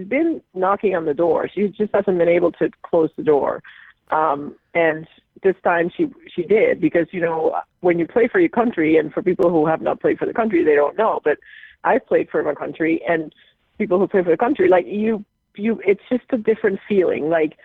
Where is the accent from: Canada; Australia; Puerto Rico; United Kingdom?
Puerto Rico; now in Connecticut, United States; I'm born and raised in Puerto Rico